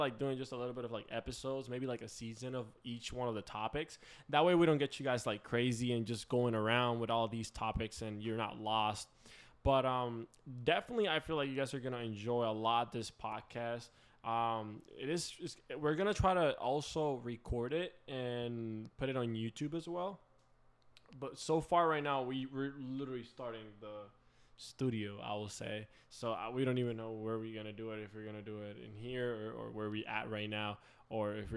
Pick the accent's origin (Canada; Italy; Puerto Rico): Puerto Rico; I am full Puerto Rican. Okay, you know, I'm from straight up from the island.